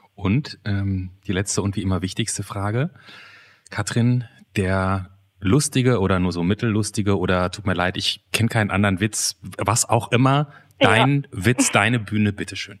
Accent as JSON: {"language": "German", "country": "Germany", "said": "ich bin ja Deutscher"}